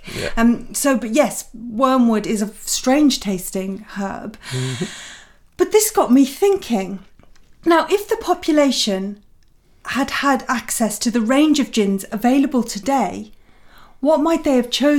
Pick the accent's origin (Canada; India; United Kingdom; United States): United Kingdom; Oxford, South East England; I was born in Oxford